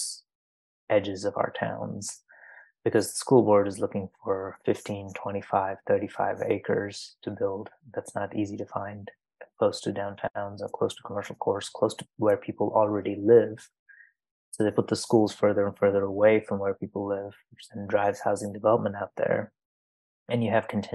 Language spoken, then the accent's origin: English; Dubai, United Arab Emirates; moved away; I grew up in Dubai